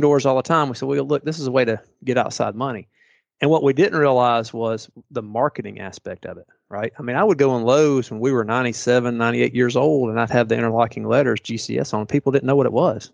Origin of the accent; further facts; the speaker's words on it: Chattanooga, Tennessee, United States; moved away as an adult; now in Valdosta, United States; I'm from Chattanooga